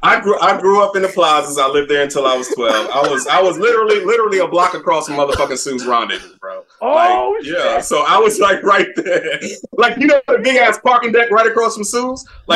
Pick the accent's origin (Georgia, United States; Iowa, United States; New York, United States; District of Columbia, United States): New York, United States; Mount Vernon; I lived in Mount Vernon. That's how I like became a Knicks fan. I grew up in that shit.